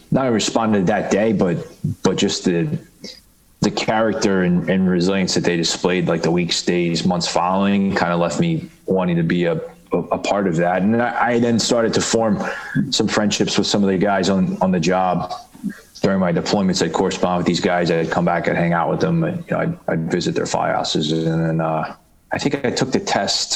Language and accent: English; Baltimore, Maryland, United States; moved away as an adult; also born or lived in Bronx, New York; now in New York City, United States; I grew up in Baltimore, or, you know, in kind of like the suburbs